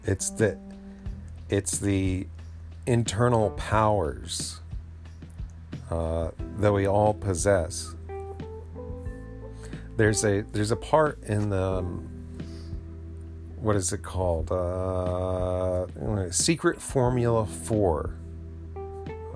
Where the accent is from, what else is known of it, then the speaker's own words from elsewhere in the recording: Asheville, North Carolina, United States; this is my hometown